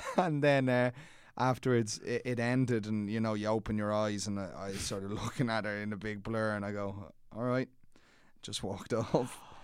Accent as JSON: {"language": "English", "town": "Dublin", "region": "Leinster", "country": "Ireland", "tie": "born or raised there", "said": "I grew up in Clontarf"}